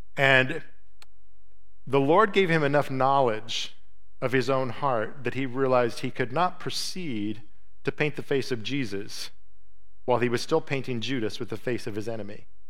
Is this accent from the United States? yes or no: yes; United States; as an American